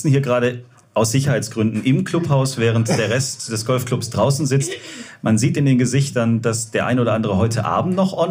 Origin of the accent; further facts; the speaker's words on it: Stuttgart, Baden-Württemberg, Germany; Und auch ich muss als Stuttgarter sagen, es war schön in der Nähe von München.